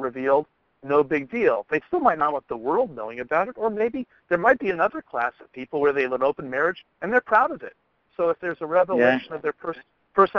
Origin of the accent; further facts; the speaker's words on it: Maryland, United States; I am from Maryland